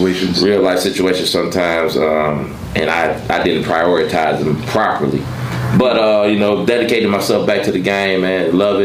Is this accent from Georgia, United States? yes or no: yes; Monroe, Georgia, United States; I'm from Monroe, Georgia.